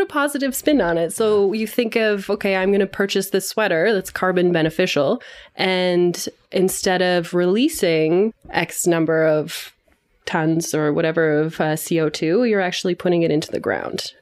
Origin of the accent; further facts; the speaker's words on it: London, Ontario, Canada; I grew up in London, Ontario, so a rather small city in Southern Ontario